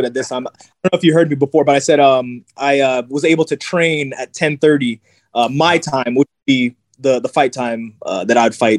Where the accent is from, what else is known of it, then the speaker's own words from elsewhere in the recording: Jamaica; now in Ohio, United States; you know, I'm Jamaican, so, you know, sea moss is something that's been a part of our culture for years. Me being in Ohio, it's not really there.